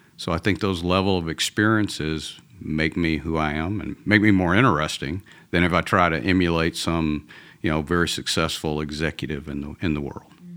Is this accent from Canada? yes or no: no; Atlanta, Georgia, United States; accent: Georgia; now in Texas, United States; I'm originally from Atlanta, from, uh, a, a Southern boy. So even though I live in Texas now, this is a Georgia accent